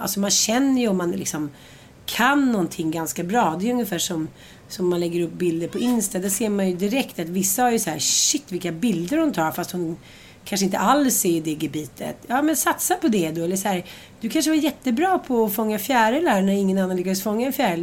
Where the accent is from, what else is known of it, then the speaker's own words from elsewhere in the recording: Sweden; för oss svenskar